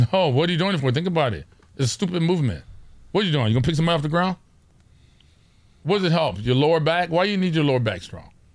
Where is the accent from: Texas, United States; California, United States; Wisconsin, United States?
California, United States; Orange County; we're from Orange County